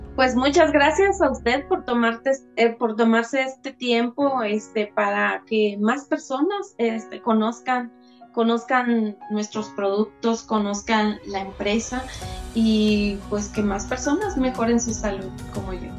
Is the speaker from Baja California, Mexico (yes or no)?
no; Chiapas, Mexico; moved away as an adult; now in Ciudad Juárez, Mexico; yo soy de Chiapas y radico ya desde hace como 32 años aquí en Ciudad Juárez